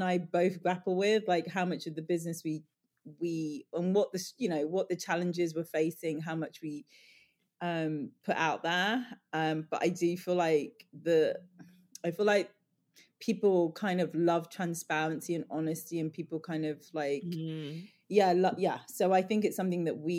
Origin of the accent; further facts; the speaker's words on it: London, United Kingdom; But I grew up in Northwest London, near Ladbroke Grove. My mum grew up in Ladbroke Grove. I'm all about Portobello Market. You know, I grew up going to Portobello Market, vintage shopping, secondhand.